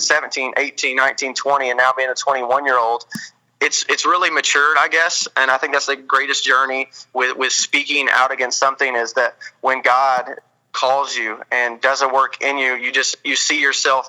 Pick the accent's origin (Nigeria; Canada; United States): United States; Arkansas; I'm from Arkansas, so I can kind of be a hillbilly sometimes